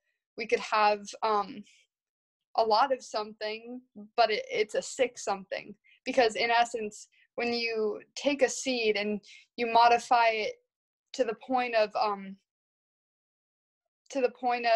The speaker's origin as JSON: {"language": "English", "region": "Midwest", "country": "United States", "said": "I'm from the Midwest, so I'm from the place where industrial agriculture happens"}